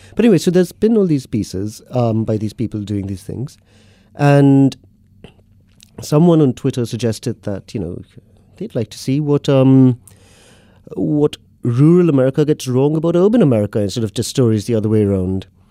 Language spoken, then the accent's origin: English; Mumbai, Maharashtra, India; moved away as an adult; now in London, United Kingdom; I grew up in Bombay in India, city of about twenty-odd million